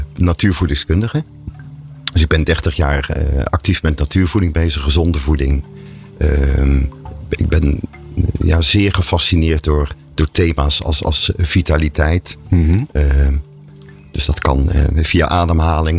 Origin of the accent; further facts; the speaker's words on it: Breda, North Brabant, Netherlands; ik ben opgegroeid in Breda, dus ik zeg dan, uh, ons moeder